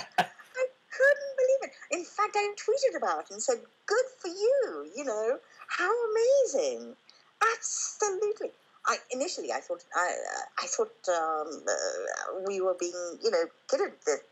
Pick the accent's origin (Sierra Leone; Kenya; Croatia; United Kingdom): Kenya; born there; That was the first time that I actually came to India, because I was born in Kenya. So I'd never been to India until then.